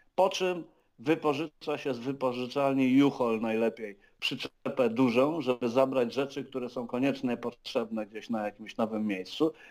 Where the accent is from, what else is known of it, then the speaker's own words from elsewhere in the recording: Wrocław, Lower Silesian Voivodeship, Poland; moved away as an adult; now in Lublin, Poland; ja nie muszę koniecznie mieszkać we Wrocławiu, w którym się urodziłem i w którym spędziłem no, 30 parę lat życia